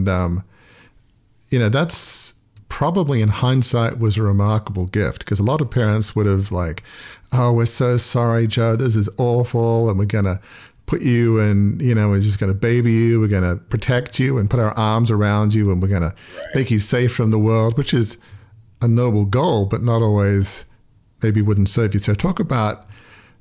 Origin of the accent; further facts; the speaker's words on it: Australia; I grew up in Australia, so we kind of play cricket